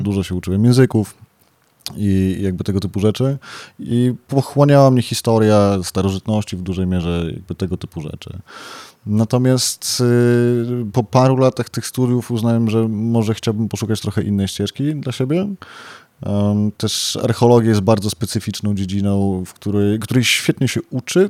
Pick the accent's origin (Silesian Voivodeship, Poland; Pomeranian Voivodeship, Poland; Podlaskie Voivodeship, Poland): Podlaskie Voivodeship, Poland; Białystok; moved away; jestem z Białego Stoku, wobec czego po wielu latach powróciłem do swojego rodzinnego miasta